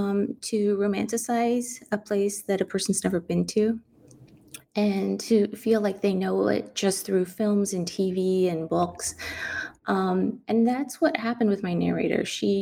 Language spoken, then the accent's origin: English; San Antonio, Texas, United States; Growing up in San Antonio, I never saw San Antonio in anything literary, in any books, in any essays.